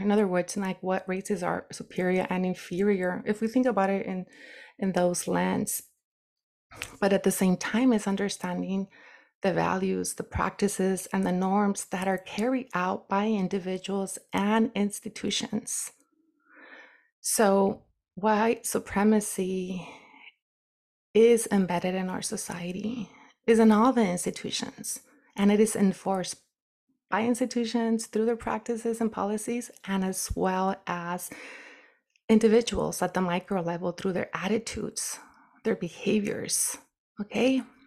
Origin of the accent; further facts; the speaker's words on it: United States; being a brown woman and indigenous woman growing up in the United States